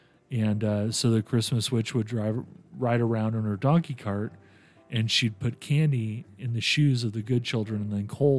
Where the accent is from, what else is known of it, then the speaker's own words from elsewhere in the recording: San Vito dei Normanni, Apulia, Italy; moved away; So I am actually from a little town called San Vito that's outside of Ostuni, which is outside of Bari. So Bari was a big, kind of our big city, and it, you know, it's a beautiful medieval port. But yeah, I come from the Bari area.